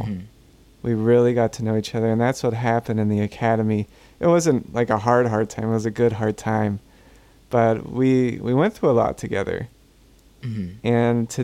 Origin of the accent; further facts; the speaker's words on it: Gulf Coast, United States; I'm from the Gulf Coast, and we go through hurricanes regularly.